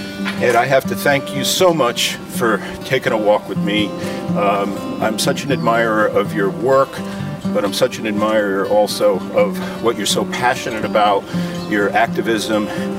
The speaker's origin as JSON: {"language": "English", "town": "Stamford", "region": "Connecticut", "country": "United States", "tie": "born or raised there", "said": "I grew up in Stamford, Connecticut"}